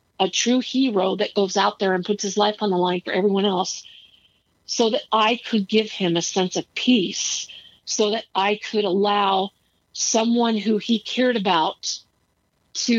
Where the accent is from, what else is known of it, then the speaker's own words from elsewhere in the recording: Arizona, United States; I'm a stranger from Arizona